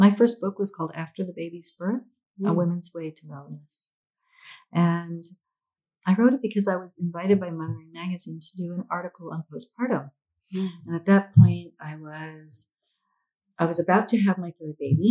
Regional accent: United States; the United States is where I was raised, even though I'm Filipino.

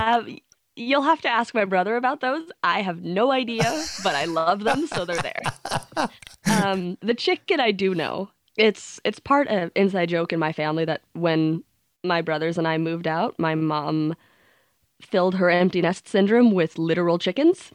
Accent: Sweden; growing up in Sweden

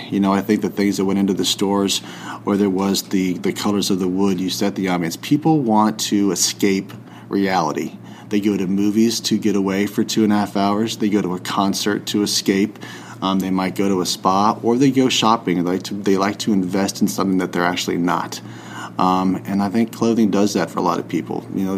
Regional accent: the South, United States; growing up in the South

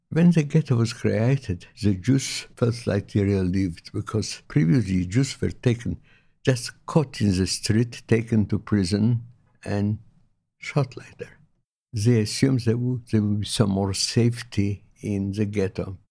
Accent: Vilnius, Vilnius County, Lithuania; moved away as an adult; now in Melbourne, Australia; I was born in Poland in nineteen twenty-two, in a town, Vilnius. It's a capital of Lithuania now

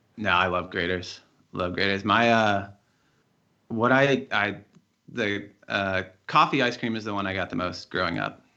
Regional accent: Cincinnati, Ohio, United States; moved away as an adult; now in New York, United States; I grew up in Cincinnati, went to school there, and I live in New York now

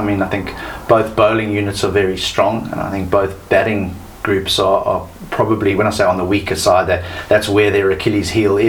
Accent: Cape Town, Western Cape, South Africa; moved away as an adult; now in Perth, Australia; it's where I was brought up in Cape Town

